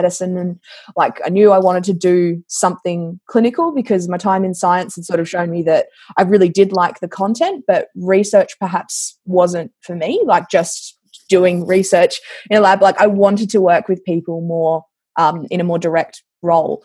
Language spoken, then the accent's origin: English; Mount Gambier, South Australia, Australia; I grew up in Mount Gambier